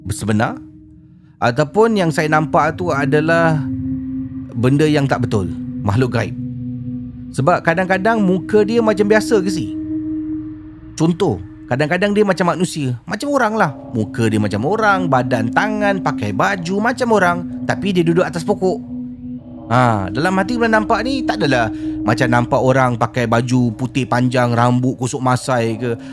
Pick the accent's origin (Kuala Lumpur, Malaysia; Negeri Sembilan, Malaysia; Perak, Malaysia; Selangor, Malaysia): Kuala Lumpur, Malaysia; also born or lived in Johor; saya berasal dari Kuala Lumpur dan tapi pernah bersekolah di Johor suatu masa dahulu.